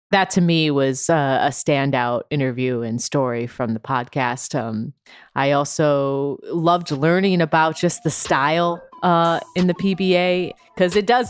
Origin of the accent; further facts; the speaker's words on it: United States; both of us being half Filipino, you uh, know, raised and born, of course, uh, stateside